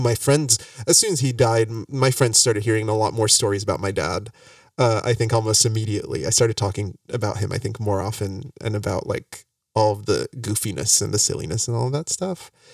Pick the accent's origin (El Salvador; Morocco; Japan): Morocco; now in United States; I came back from Morocco